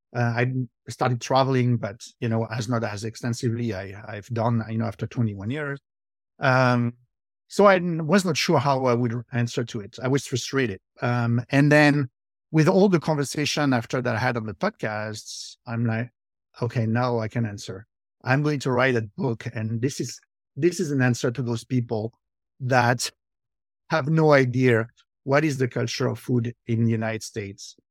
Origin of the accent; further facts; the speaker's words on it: France; accent: French; English is a second language; moved away as an adult; now in New Jersey, United States; born in, uh, France, uh, I lived there, um, until two thousand two.